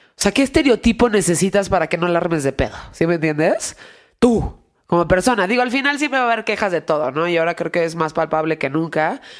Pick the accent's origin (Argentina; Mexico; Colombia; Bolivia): Mexico; Sí, dices, güey, soy eh, mexicano.